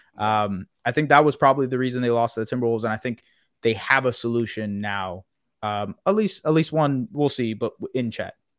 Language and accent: English; Canada; as a Canadian